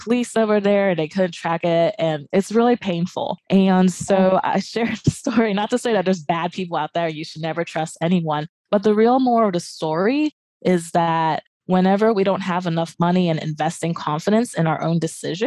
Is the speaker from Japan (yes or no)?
yes; Japan; moved away; I grew up in Asia and Japan area